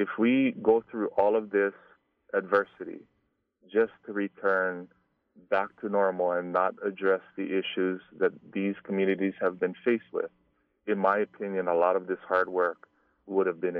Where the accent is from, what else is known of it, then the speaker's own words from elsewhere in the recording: Hawaii, United States; growing up in Hawaii, we used to have Frank Dilima come to our schools